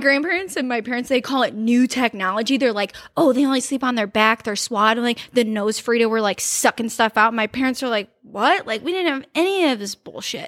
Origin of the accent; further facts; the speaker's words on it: Cleveland, Ohio, United States; some people in Columbus have said that they know that I'm from Cleveland because of the way I talk